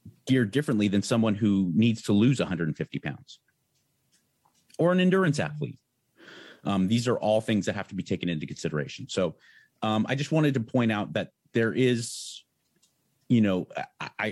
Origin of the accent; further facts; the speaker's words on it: San Marino, California, United States; Went to Brignoli's Fitness in Pasadena, California, because I grew up in San Marino.